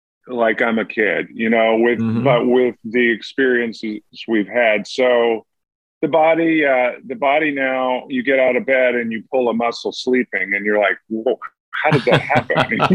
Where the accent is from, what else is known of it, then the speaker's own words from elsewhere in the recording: Georgia, United States; Well, I was raised in the Southern Baptist Church, but I think I was raised on a farm too.